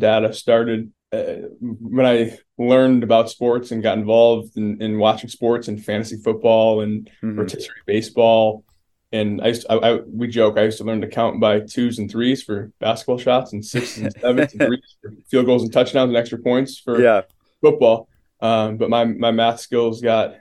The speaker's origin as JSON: {"language": "English", "town": "Buffalo", "region": "New York", "country": "United States", "tie": "born or raised there", "moved": "yes", "said": "I grew up born and raised in Buffalo, New York."}